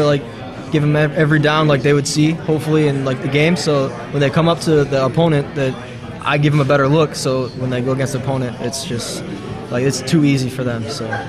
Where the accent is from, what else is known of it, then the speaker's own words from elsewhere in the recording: St. Clair Shores, Michigan, United States; I grew up in St. Clair Shores, Michigan, okay. About like 30 minutes from here.